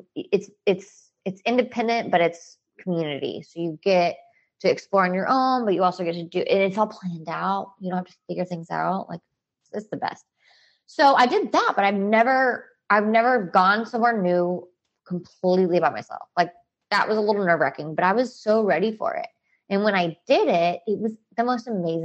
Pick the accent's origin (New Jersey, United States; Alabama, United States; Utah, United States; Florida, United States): Alabama, United States; now in Texas, United States; I'm from Alabama